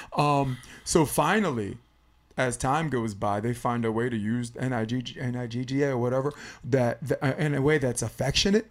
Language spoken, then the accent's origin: English; New York City, New York, United States; I grew up in Brooklyn